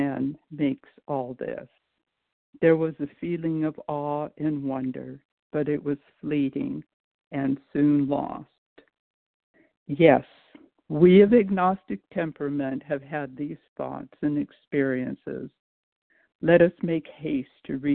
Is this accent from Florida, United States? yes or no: no; Chicago, Illinois, United States; I was born in Chicago, but I'm from Missouri